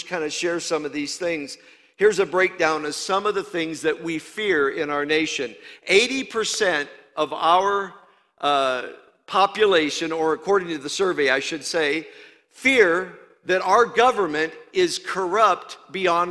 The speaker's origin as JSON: {"language": "English", "region": "Indiana", "country": "United States", "also_born_or_lived": "Louisiana", "moved": "yes", "said": "I'm from Iowa, Indiana"}